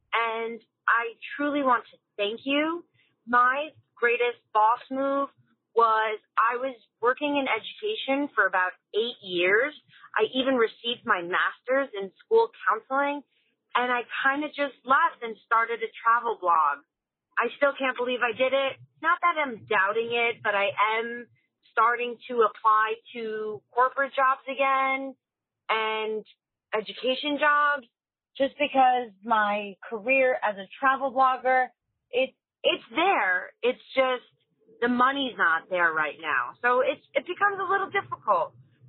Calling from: Ridgefield, New Jersey, United States; I'm calling from Ridgefield, New Jersey.

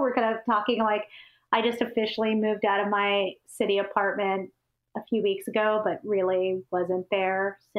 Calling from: Beacon, New York, United States; We're calling from Beacon, New York, so just up in the Hudson Valley.

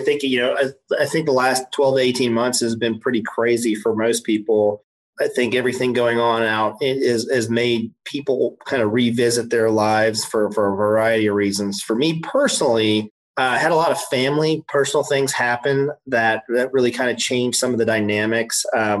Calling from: Knoxville, Tennessee, United States; I am in Knoxville, Tennessee.

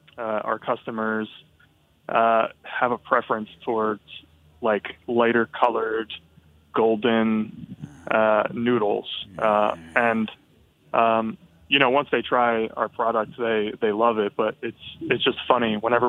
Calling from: Philadelphia, Pennsylvania, United States; I'm calling from Philly.

